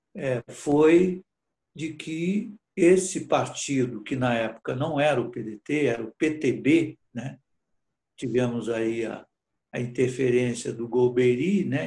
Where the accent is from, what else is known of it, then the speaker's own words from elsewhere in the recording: Brazil; moved away as an adult; also born or lived in Portugal; Eu praticamente voltei a, a ser brasileiro, voltando do exílio